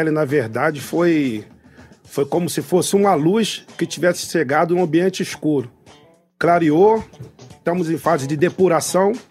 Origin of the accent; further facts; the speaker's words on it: Austin, Rio de Janeiro, Brazil; also born or lived in Queimados; Nasci em Queimados, na Baixada Fluminense, criado em Austin há quase meio século. Filho de uma empregada doméstica e um pedreiro